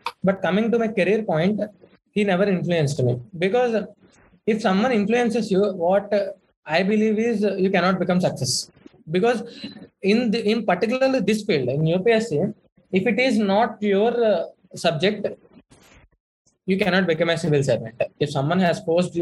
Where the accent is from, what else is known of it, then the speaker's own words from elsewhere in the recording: Bhimavaram, Andhra Pradesh, India; moved away as an adult; also born or lived in Chennai; my hometown is Bhimavaram, which is a very remote place